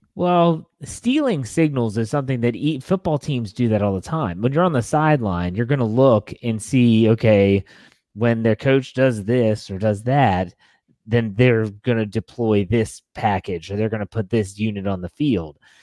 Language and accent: English; Wheeling, West Virginia, United States; I'm from Wheeling, West Virginia. That's where I was born and raised